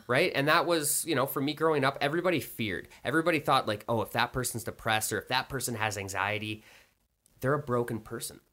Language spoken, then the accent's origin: English; Canada; I'm Canadian